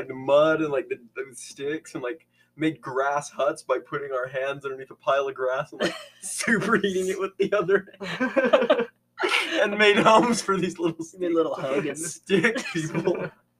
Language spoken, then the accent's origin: English; Cedar City, Utah, United States; also born or lived in Fillmore, Utah; I was born then, and then when my family was living in Cedar City. So I'm a Cedarian. I'm a Cedarian through and through.